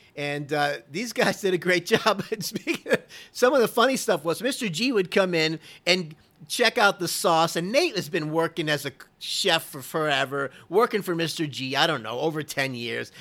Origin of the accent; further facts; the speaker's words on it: Fort Lauderdale, Florida, United States; when I was a kid growing up in Florida, this is around Fort Lauderdale area